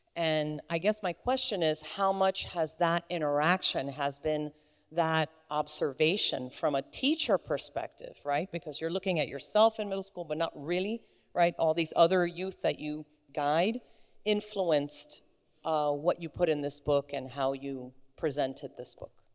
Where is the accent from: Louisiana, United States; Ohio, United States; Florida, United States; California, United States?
Florida, United States; Polk County; I grew up in Polk County